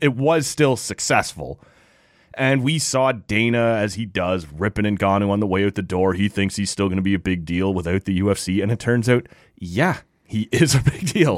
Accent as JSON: {"language": "English", "town": "Toronto", "region": "Ontario", "country": "Canada"}